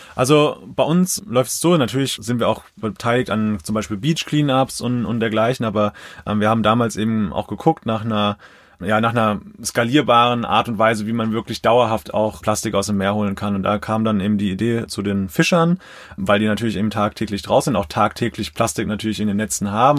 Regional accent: Mainz, Rhineland-Palatinate, Germany; now in Zornheim, Germany; Mainz ist für mich ist einfach meine Heimat, wo ich einfach total verwurzelt bin

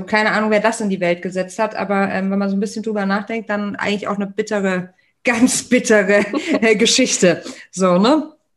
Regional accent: Germany; wir als Deutsche, als deutsche UnternehmerInnen

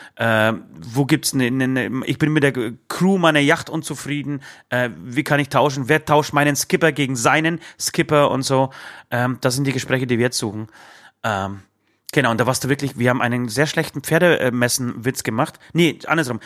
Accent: Bavaria, Germany; hier bei uns in Bayern

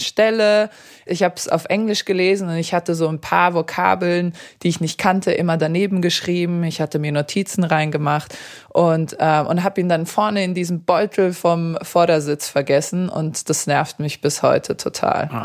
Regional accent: Darmstadt, Hesse, Germany; German is a second language; also born or lived in Serbia; Also Deutschland war schon immer meine Heimat.

